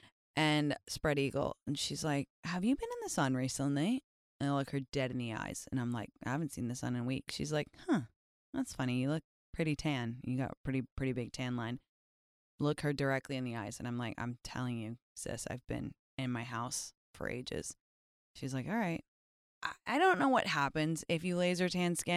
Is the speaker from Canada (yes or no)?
no; London, United Kingdom; moved away; I grew up in London in the 2000s